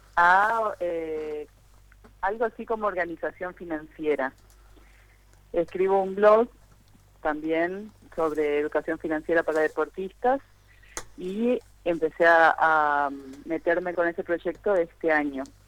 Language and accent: Spanish; Formosa, Argentina; now in Rio de Janeiro, Brazil